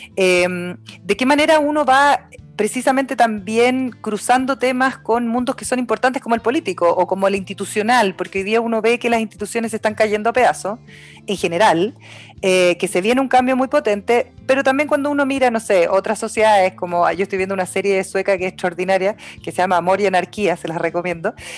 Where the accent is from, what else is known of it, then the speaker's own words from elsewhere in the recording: Osorno, Los Lagos, Chile; now in Santiago, Chile; yo nací, nací y criada en Osorno